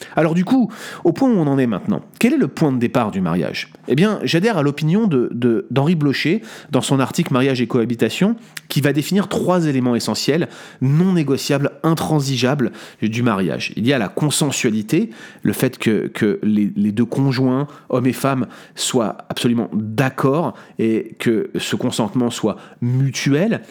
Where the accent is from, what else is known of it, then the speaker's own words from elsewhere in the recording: France; en tant que bon français